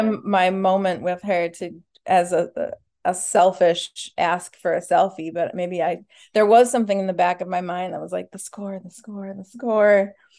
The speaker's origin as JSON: {"language": "English", "town": "Minneapolis", "region": "Minnesota", "country": "United States", "tie": "born or raised there", "said": "I grew up in Minneapolis, Minnesota"}